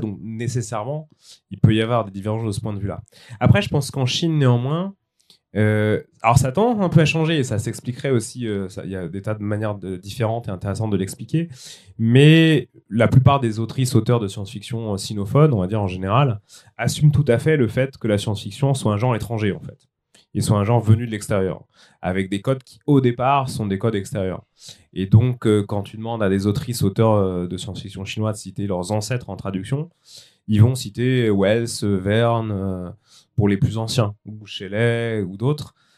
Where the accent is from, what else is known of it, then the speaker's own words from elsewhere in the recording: France; je suis français